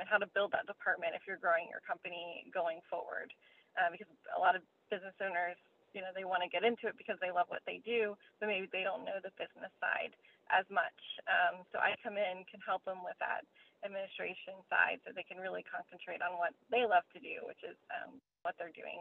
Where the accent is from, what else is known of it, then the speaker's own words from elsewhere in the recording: Jupiter, Florida, United States; moved away as an adult; also born or lived in Colorado; I grew up in Jupiter, Florida